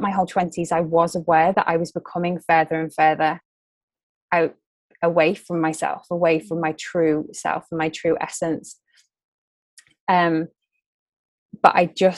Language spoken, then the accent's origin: English; Liverpool, North West England, United Kingdom; moved away as an adult; also born or lived in London; I'm originally from Liverpool, which is in the north of England.